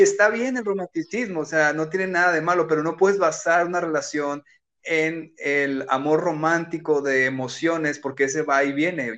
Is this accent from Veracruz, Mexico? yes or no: no; Culiacán, Sinaloa, Mexico; moved away as an adult; also born or lived in Tijuana / Rosarito; yo soy de Culiacán, eh, vivo en Culiacán